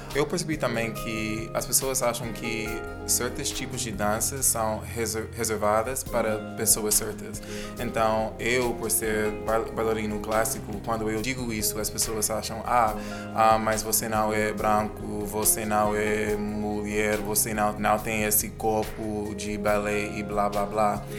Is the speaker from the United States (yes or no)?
yes; New York, United States; moved away; also born or lived in Jamaica; sou da Jamaica, mas cresci em Nova, Nova York